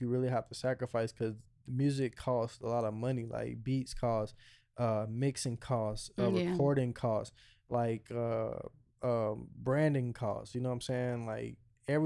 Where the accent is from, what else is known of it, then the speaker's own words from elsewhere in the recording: the South, United States; accent: Southern; now in Las Vegas, United States; I still sound like, you know, I'm from the South